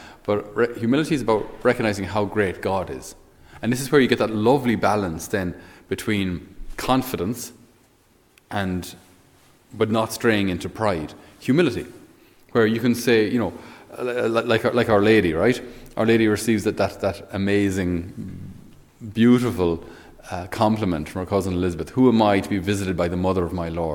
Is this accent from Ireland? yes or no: yes; Ireland; us Irish